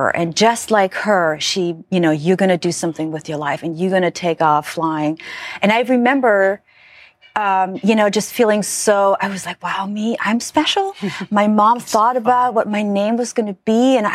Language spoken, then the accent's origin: English; Germany; Well, so I grew up in Germany, right, in a very very very small village